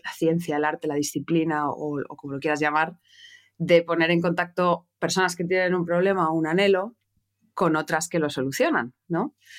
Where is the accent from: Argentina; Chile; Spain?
Spain; Madrid, Community of Madrid; moved away as an adult; now in Barcelona, Spain; yo nací en Madrid, en España, de madre española, de padre francés